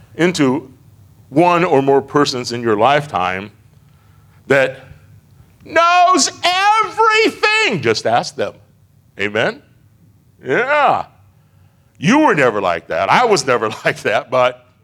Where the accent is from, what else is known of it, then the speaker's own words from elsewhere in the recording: Iowa, United States; moved away as an adult; I'm from Iowa, but I didn't live on the farm.